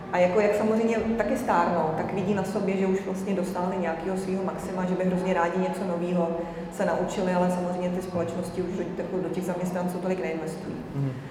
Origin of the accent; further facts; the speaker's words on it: Czechia; jako Češi